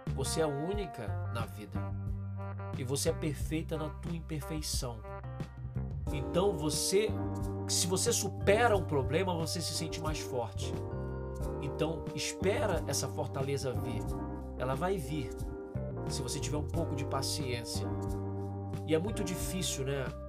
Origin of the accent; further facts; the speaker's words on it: Brazil; eu nunca saí do Brasil